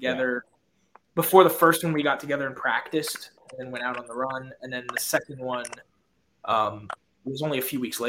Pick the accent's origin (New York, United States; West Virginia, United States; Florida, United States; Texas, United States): New York, United States; So I grew up in New York. I ended up going to college in Pennsylvania